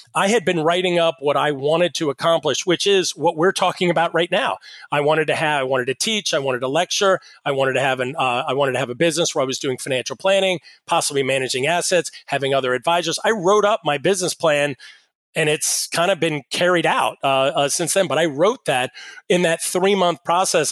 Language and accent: English; Pittsburgh, Pennsylvania, United States; I'm from Pittsburgh